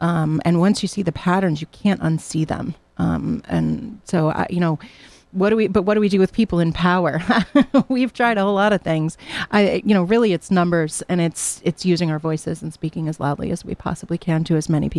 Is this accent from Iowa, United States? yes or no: no; Hamden, Connecticut, United States; now in New Jersey; I'm very lucky because I've been able to start again here at Southern in my hometown. You know, I grew up in Hamden, but I worked for many, many years out in New Jersey.